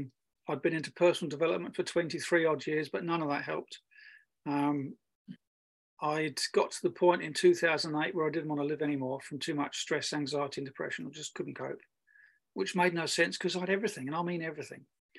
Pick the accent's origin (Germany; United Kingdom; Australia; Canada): Germany; I grew up in Germany